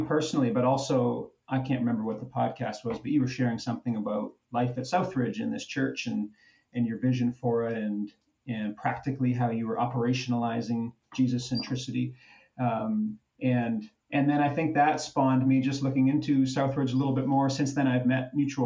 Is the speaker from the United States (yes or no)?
no; Niagara Falls, Ontario, Canada; moved away as an adult; also born or lived in Waterloo; now in Toronto, Canada; So I grew up in Niagara Falls, Ontario, as it just so happens. I was born in the unspeakable north of Ontario, but moved to Niagara at a very young age.